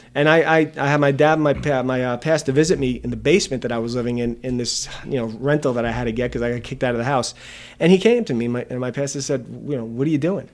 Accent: Valley Stream, New York, United States; we grew up in Bethlehem Assembly of God in Valley Stream.

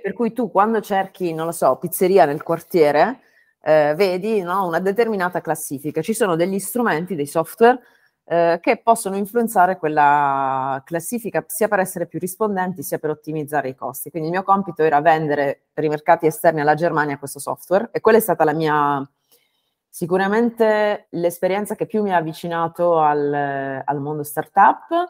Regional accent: Bari, Apulia, Italy; moved away as an adult; also born or lived in Bologna / France / Denmark / United States; sono barese um, e dopo 18 anni fuori dalla mia città natale

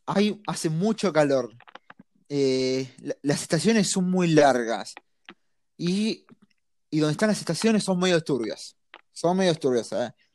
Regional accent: Argentina; soy, soy bien argentino

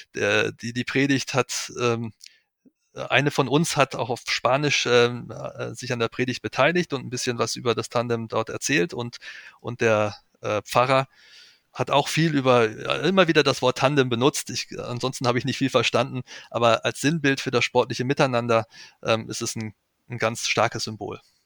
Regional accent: Weserbergland, Germany; Ich stamme aus dem Weserbergland, das ist meine Heimat.

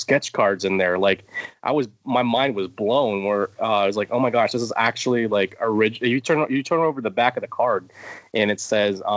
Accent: Tampa, Florida, United States; also born or lived in Georgia / Indiana; now in Pennsylvania, United States; I'm Floridian because I spent most of my life there

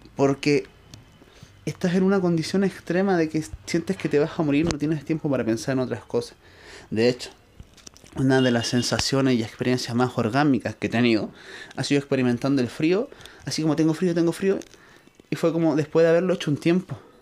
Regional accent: Chile; yo soy de Chile

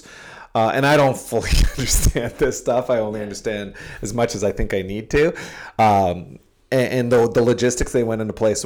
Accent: Sudbury, Ontario, Canada; I am from Sudbury

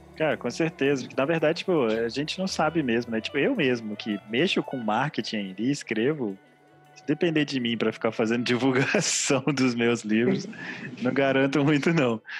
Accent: Espírito Santo, Brazil; nós somos do Espírito Santo

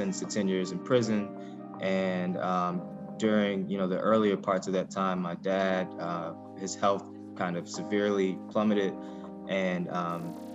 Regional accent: Ferguson, Missouri, United States; I grew up in Ferguson, Missouri

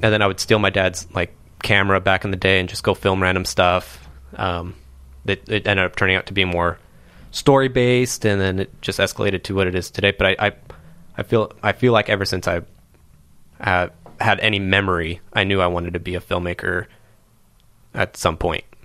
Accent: Anaheim, California, United States; I was born in Anaheim, California

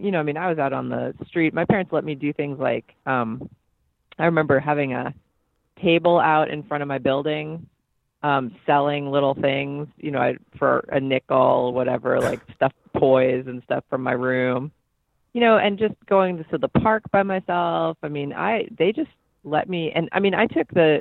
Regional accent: New York City, New York, United States; moved away; I grew up in New York City in Manhattan in Hell's Kitchen

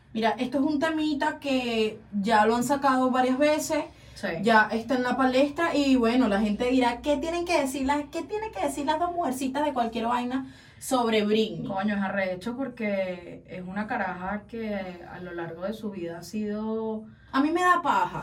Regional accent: Caracas, Capital District, Venezuela; Yo soy de las colinas de Ruperto Lugo

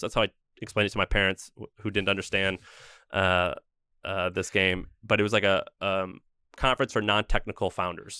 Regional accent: St. Louis, Missouri, United States; moved away as an adult; also born or lived in Nashville, Tennessee; I grew up in Saint Louis, Missouri

